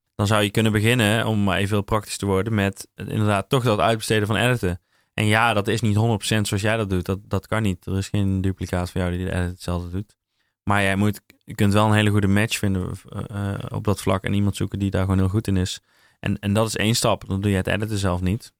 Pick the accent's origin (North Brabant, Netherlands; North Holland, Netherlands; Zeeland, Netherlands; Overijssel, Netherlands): North Brabant, Netherlands; Ik ben een Brabander